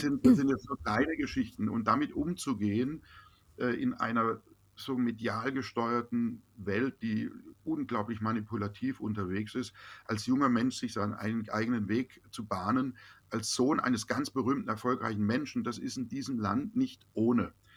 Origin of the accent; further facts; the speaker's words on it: Baden-Baden, Baden-Württemberg, Germany; also born or lived in Los Angeles; die Basis bleibt im Herzen da, wo ich geboren bin, wo meine Freunde sind